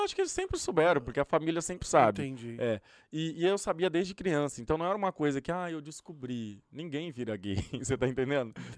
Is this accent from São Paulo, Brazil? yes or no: yes; Ribeirão Preto, São Paulo, Brazil; moved away as an adult; now in California, United States; no Brasil, eu sou de Ribeirão Preto, interior de São são Paulo